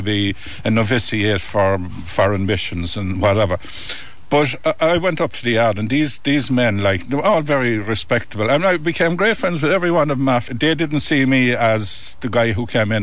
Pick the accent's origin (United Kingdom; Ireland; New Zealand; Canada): Ireland; Wexford, Leinster; moved away as an adult; also born or lived in Irish Midlands; now in Millstreet, Ireland; I was born and raised in Wexford